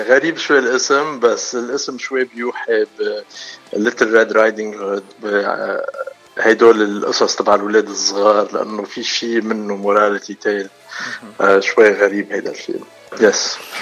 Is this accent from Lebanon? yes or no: yes; Hazmieh, Mount Lebanon, Lebanon; moved away as an adult; also born or lived in Africa; انا من وين بلبنان يعني آه، حزميه شبنيه